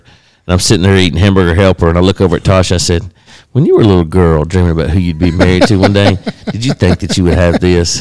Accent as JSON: {"language": "English", "town": "San Francisco", "region": "California", "country": "United States", "tie": "born or raised there", "moved": "yes", "lives_now": "Alabama, United States", "said": "We grew up in San Francisco."}